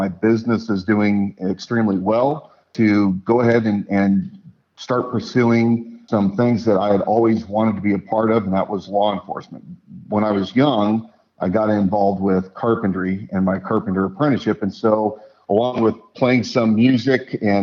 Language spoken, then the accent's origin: English; Spokane, Washington, United States; moved away as an adult; now in Idaho, United States; I grew up in the Spokane area.